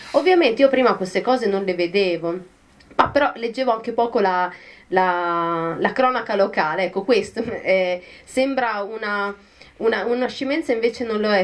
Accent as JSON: {"language": "Italian", "region": "Lombardy", "country": "Italy", "tie": "born or raised there", "also_born_or_lived": "Bologna", "moved": "as an adult", "said": "io non, non sono emiliana in realtà sono lombarda, però eh, ho frequentato molto i piccoli comuni delle, dell'Emilia Romagna, soprattutto della provincia di Reggio Emilia, perché eh, vivevo a un chilometro di distanza da quella provincia"}